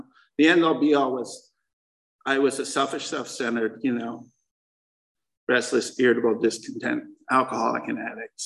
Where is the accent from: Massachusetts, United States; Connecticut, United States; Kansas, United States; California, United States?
Connecticut, United States; moved away as an adult; also born or lived in New York City; I moved to New York City from Connecticut